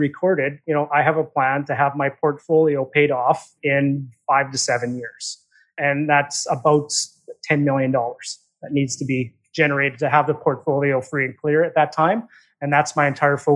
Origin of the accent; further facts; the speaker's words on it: Saskatchewan, Canada; moved away as an adult; now in Vancouver, Canada; I was born and raised in Saskatchewan. I'm out in Vancouver area now. I've been out here for, probably now 25 years now out here.